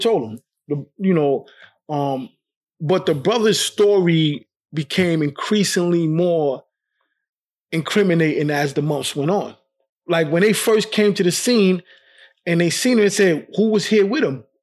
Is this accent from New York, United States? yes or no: yes; New York City, New York, United States; I was born and raised in Brooklyn